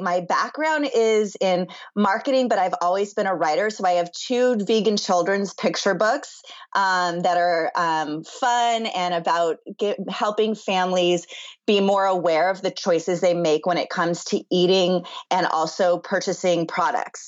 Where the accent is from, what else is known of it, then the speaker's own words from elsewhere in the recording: Los Angeles, California, United States; also born or lived in Chicago; I'm in Los Angeles, born and raised